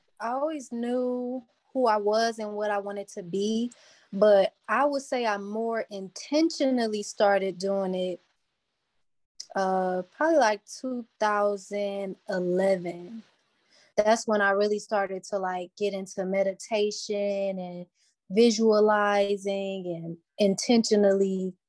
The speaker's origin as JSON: {"language": "English", "town": "Cleveland", "region": "Ohio", "country": "United States", "tie": "born or raised there", "said": "Cleveland is an interesting place. It's like you get a taste of everything here, but it's reserved enough to where you can build yourself"}